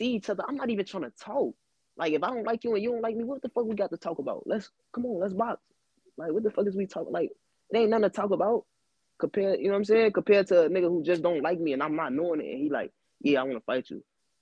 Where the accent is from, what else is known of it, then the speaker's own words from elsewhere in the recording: East Chicago, Indiana, United States; I'm from EC, so it's only, like, two neighborhoods that really beef with each other, and that's Harbor and West